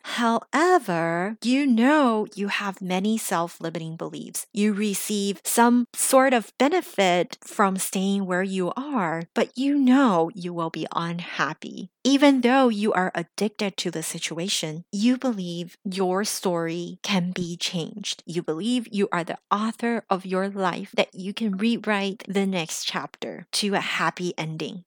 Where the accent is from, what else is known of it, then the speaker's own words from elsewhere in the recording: United States; English is a second language; now in Los Angeles, United States; I grew up in America, because I'm still the daughter of an immigrant, because English is still my second language